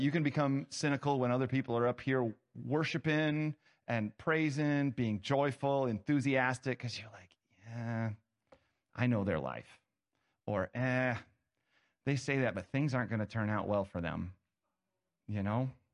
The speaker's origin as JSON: {"language": "English", "region": "Ohio", "country": "United States", "tie": "born or raised there", "said": "I was born in Ohio."}